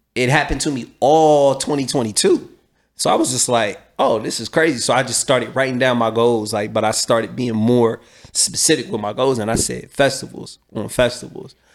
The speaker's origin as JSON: {"language": "English", "town": "Columbus", "region": "Ohio", "country": "United States", "tie": "born or raised there", "said": "I'm from Columbus, 800 South Champion, right here"}